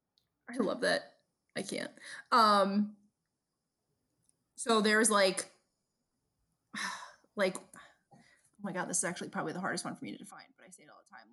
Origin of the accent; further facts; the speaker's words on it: New York City, New York, United States; moved away; my accent to this day, I get made fun of, because naturally growing up in Brooklyn